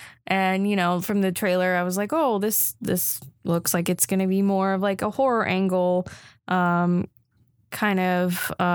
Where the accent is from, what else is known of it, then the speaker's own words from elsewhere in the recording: Germany; moved away; I grew up in Germany, like my parents were German.